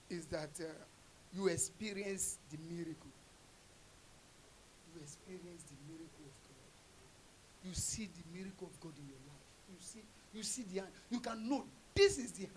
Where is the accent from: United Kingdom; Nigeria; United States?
Nigeria; as a Nigerian guy